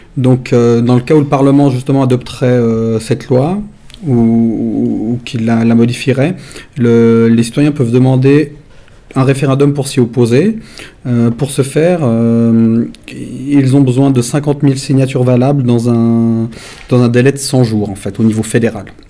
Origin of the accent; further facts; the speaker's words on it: Switzerland; on est issu d'une confédération d'États, bah, les États donc les cantons